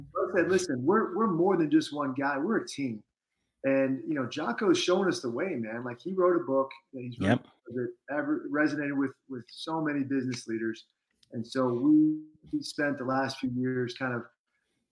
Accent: Virginia, United States; moved away as an adult; now in Utah, United States; I'm from Virginia

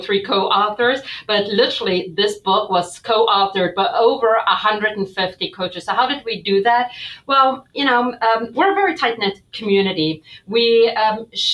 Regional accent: South Africa; moved away as an adult; now in United States; I was born and raised in South Africa

